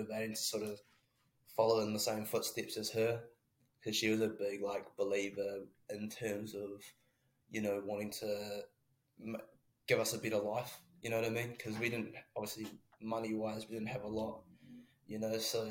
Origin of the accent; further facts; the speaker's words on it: Christchurch, Canterbury, New Zealand; moved away as an adult; also born or lived in Taranaki; now in Dunedin, New Zealand; I'm from Christchurch, but I whakapapa back up to the old Naki